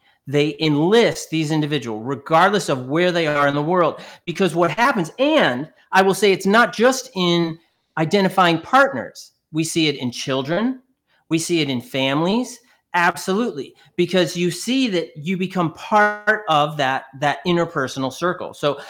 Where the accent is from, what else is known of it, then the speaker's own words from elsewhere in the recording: New York, United States; So I'm originally from New York